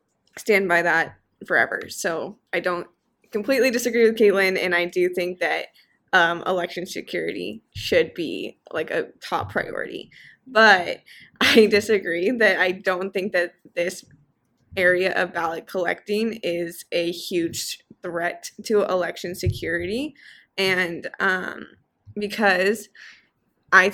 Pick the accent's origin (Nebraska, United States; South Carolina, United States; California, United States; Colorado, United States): Colorado, United States; I'm also from Colorado